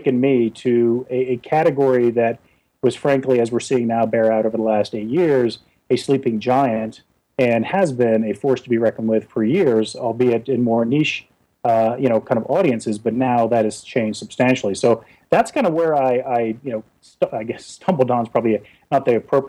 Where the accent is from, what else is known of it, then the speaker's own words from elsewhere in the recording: South Florida, United States; I grew up in South Florida